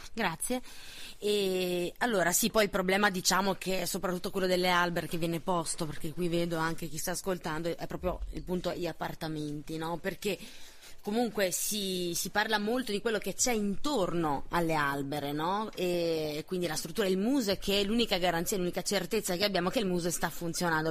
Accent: Naples, Campania, Italy; now in Trento, Italy; sono napoletana

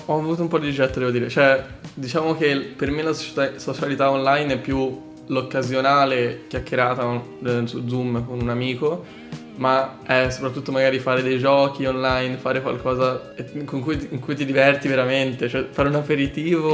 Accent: Calci, Tuscany, Italy; moved away as an adult; vengo da Pisa eh, in realtà da un piccolo paesino in provincia di Pisa che si chiama Calci

